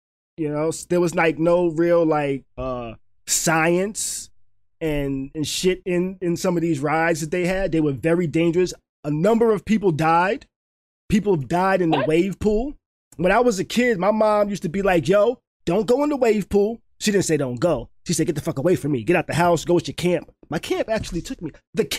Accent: New York, United States; now in Florida, United States; Okay, I'm from New York. I'm from New York.

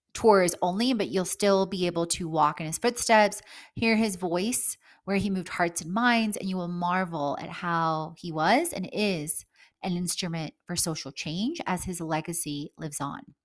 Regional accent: Houston, Texas, United States; moved away as an adult; also born or lived in Poland / Italy; now in Atlanta, United States; I've lived most of my life surrounded by the concrete jungle in Houston, Texas

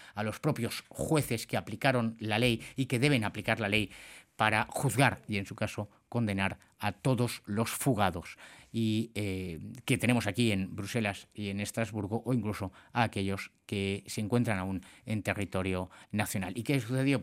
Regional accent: Barcelona, Catalonia, Spain; nací en Barcelona

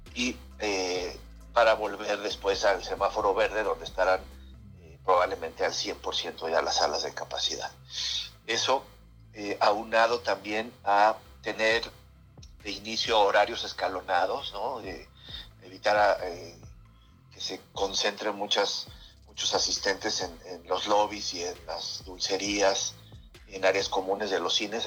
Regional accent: Mexico; nosotros como mexicano

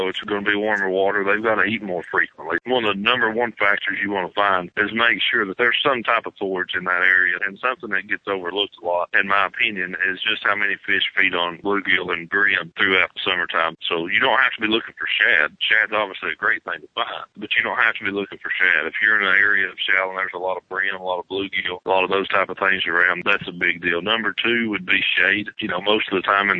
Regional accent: East Tennessee, United States; Living in East Tennessee, growing up in East Tennessee

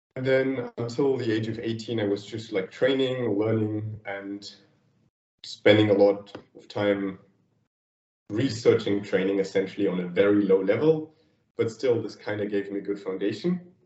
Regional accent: Thuringia, Germany; moved away as an adult; now in Berlin, Germany; I grew up like in it was it was always called like the green heart of Germany, Thuringia, and like a small 500 inhabitants village there

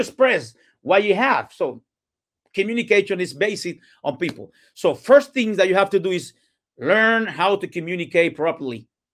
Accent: Cuba; English is a second language; moved away as an adult; now in Tampa, United States; I, I was born and raised in Cuba

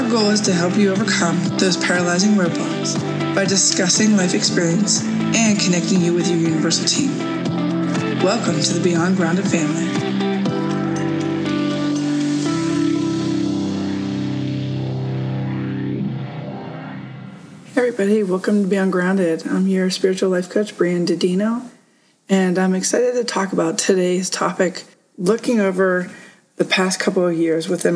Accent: Woodbury, Pennsylvania, United States; moved away as an adult; also born or lived in Poconos, Pennsylvania; my hometown of Woodbury, PA.

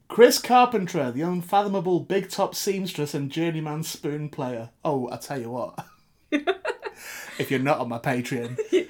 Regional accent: South West England, United Kingdom; But as I'm originally from the Devon / Cornwall border, I'm a bit scared to ask what order the jam and cream went on in.

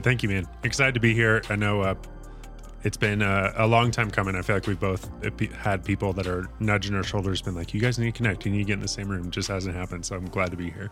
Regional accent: Fort Collins, Colorado, United States; also born or lived in Windsor, Colorado / Oklahoma; I grew up in Fort Collins.

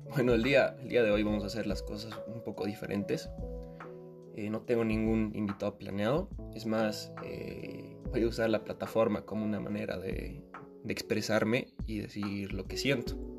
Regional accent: Bolivia; Como bolivianas y bolivianos

